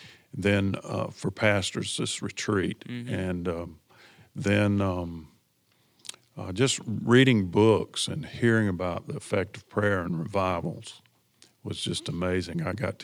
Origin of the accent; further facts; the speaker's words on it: Greenville, South Carolina, United States; I grew up in Greenville at a large Baptist church over in Berea